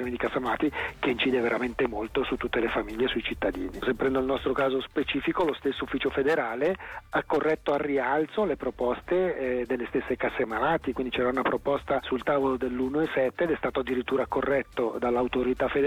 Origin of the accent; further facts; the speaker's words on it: Ticino, Switzerland; noi nel 2020 come ticinesi paghiamo già più 2,5% di premi